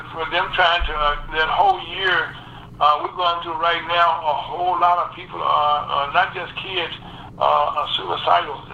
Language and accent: English; the South, United States; I came from the South, you know, I was down, you know, in the 60s, I, I experienced what it was like, you know, to live under Jim Crow